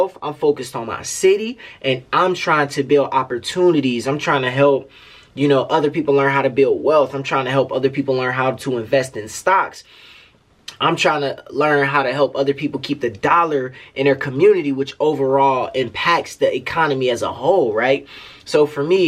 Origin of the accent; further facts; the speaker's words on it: Detroit, Michigan, United States; this is stuff that I am personally working on for my city